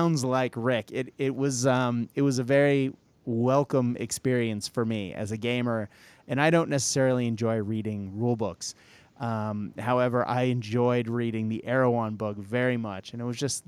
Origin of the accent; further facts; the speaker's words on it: United States; an American who teaches children Australian English